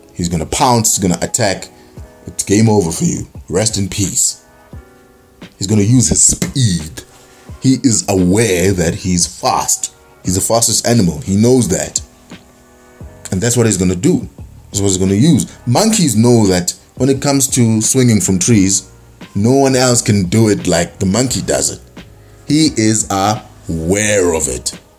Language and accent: English; South Africa; being South African and you know being born here